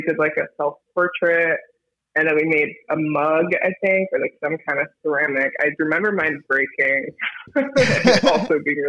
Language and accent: English; Miami, Florida, United States; also born or lived in Coral Bay / Pinecrest; now in Philadelphia, United States; I grew up mostly in South Miami. I lived in a bunch of different neighborhoods down there. Like, I lived in Color Bay for a minute, lived in Pinecrest for a second